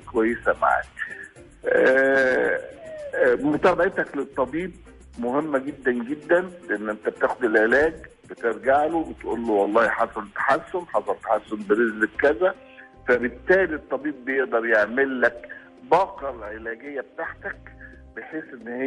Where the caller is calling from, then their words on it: Dammam, Eastern Province, Saudi Arabia; من السعودية الدمام